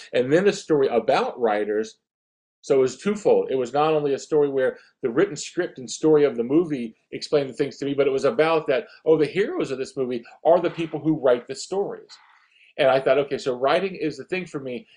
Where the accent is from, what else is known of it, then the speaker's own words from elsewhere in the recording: Atlantic Beach, Florida, United States; also born or lived in Italy; I grew up in a small beach town near Jacksonville um, called Atlantic Beach, Florida